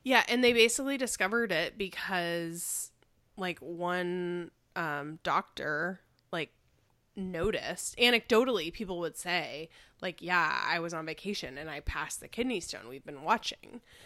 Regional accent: Chicago, Illinois, United States; moved away; I grew up in Chicago

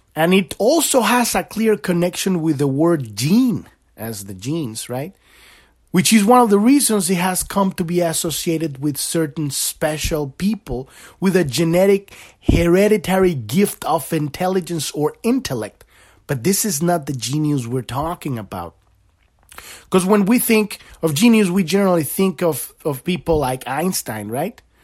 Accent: Mexico; I grew up in Mexico

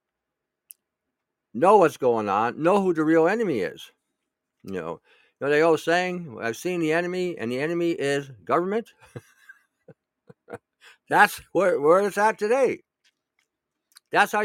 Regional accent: Michigan, United States; moved away; I grew up in Michigan

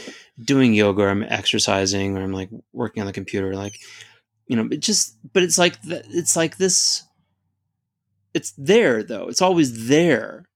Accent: United States; I definitely learned some things about myself as an American

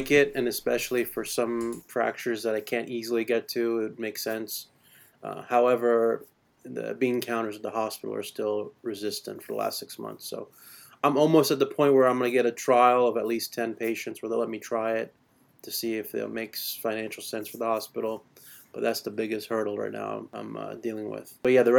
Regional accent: Florida, United States; moved away as an adult; also born or lived in Connecticut; now in West Virginia, United States; I'm from Florida originally, I was born and raised

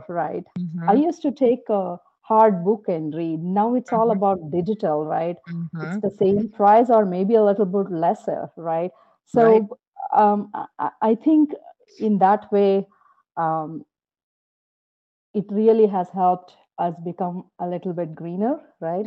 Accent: Bangalore, Karnataka, India; moved away as an adult; now in United States; I come from Bangalore, which is considered the Silicon Valley of India

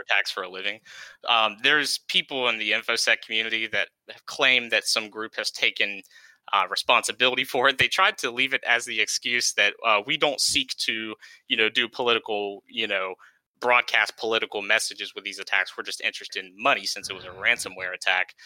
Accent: East Coast, United States; moved away; I'm originally from the East Coast

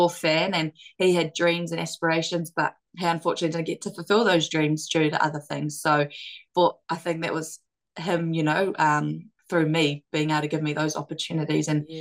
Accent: Gisborne, New Zealand; moved away; I absolutely loved growing up in Gisborne.

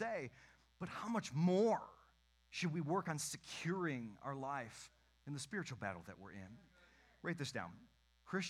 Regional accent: Western Michigan, United States; I grew up in Western Michigan. My church was out in the country.

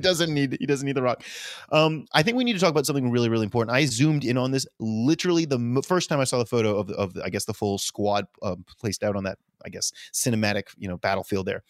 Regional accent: the South, United States; I'm a good Southerner

